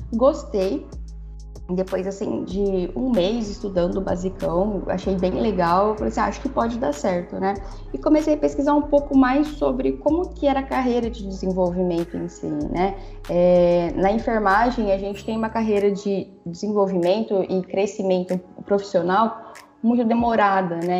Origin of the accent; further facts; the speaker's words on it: São José do Rio Preto, São Paulo, Brazil; Eu sou de São José do Rio Preto